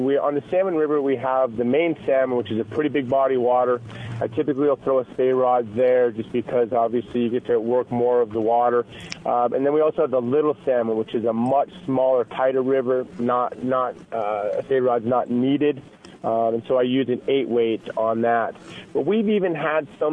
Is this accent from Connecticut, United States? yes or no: no; Montana, United States; also born or lived in Idaho; now in Boise, United States; I was born and raised in Montana